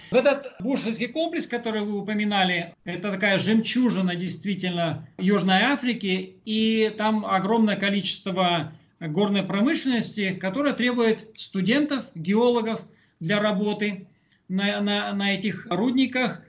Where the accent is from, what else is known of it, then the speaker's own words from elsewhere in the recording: Kungur, Perm Krai, Russia; moved away as an adult; now in South Africa; Сам я с Урала, с Пермской области, из Кунгура.